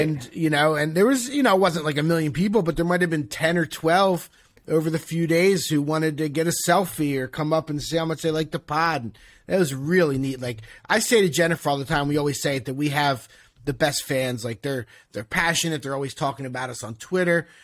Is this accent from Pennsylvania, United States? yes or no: yes; Philadelphia, Pennsylvania, United States; moved away as an adult; now in Miami, United States; I'm from Philadelphia.